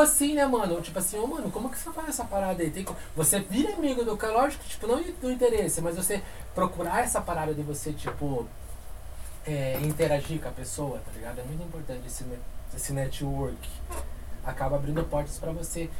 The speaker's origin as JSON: {"language": "Portuguese", "town": "Curitiba", "region": "Paraná", "country": "Brazil", "said": "a gente é daqui de Curitiba"}